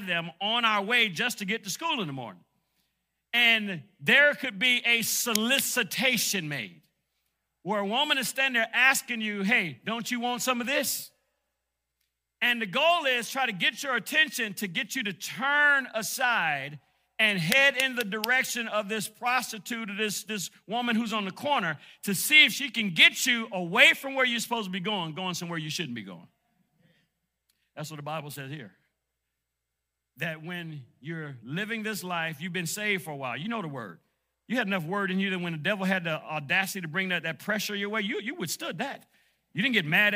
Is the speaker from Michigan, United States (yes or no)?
yes; Detroit, Michigan, United States; moved away; I grew up in Detroit, Michigan